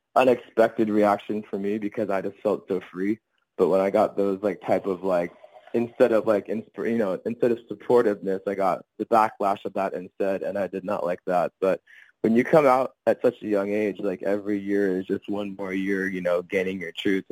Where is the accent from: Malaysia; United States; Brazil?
United States; Sacramento, California; I am from Sacramento, California